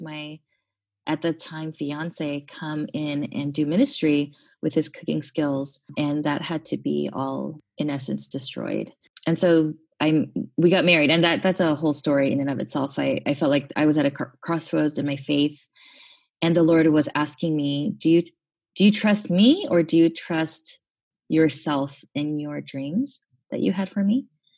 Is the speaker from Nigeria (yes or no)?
no; Kazakhstan; now in United States; I mentioned I grew up overseas. I grew up in Kazakhstan